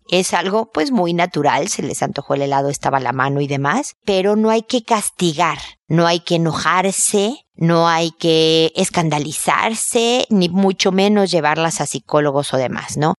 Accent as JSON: {"language": "Spanish", "country": "Mexico", "moved": "as an adult", "lives_now": "Chile", "said": "cuando yo vivía allá, hace 10 años que no vivo en México"}